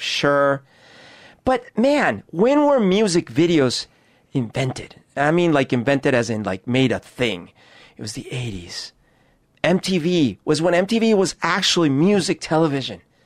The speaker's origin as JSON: {"language": "English", "region": "Bogotá", "country": "Colombia", "tie": "born or raised there", "moved": "yes", "lives_now": "Seattle, United States", "said": "I grew up in Bogota."}